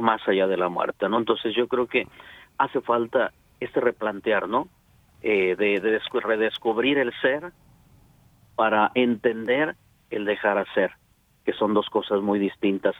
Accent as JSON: {"language": "Spanish", "town": "Celaya", "region": "Guanajuato", "country": "Mexico", "tie": "born or raised there", "moved": "as an adult", "lives_now": "Dallas, United States", "said": "soy originario de Celaya, Guanajuato"}